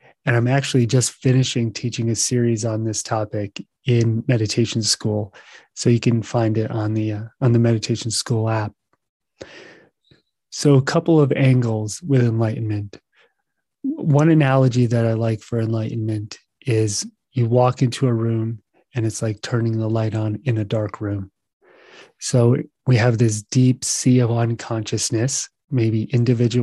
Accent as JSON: {"language": "English", "country": "United States", "said": "I'm from the United States"}